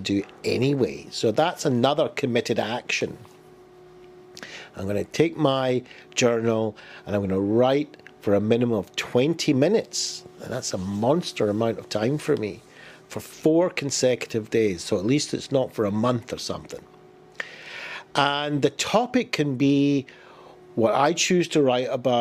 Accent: Glasgow, Scotland, United Kingdom; I was born in Glasgow, I grew up, I was bullied as a child

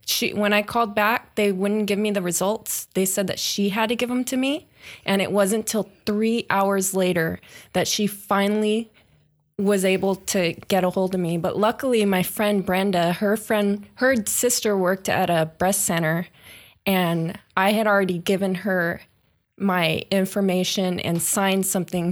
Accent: Long Beach, California, United States; I grew up in the Lakewood, Long Beach area

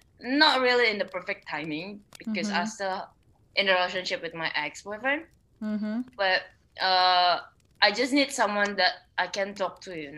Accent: Indonesia; also born or lived in Jakarta; oh, actually I'm from Indonesia as well.

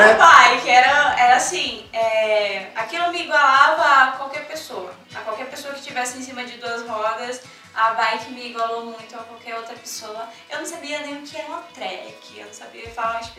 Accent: Pernambuco, Brazil

